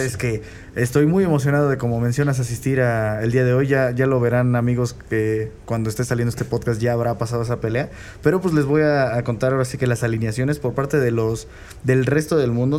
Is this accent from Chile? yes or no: no; Mexico; a nosotros como mexicanos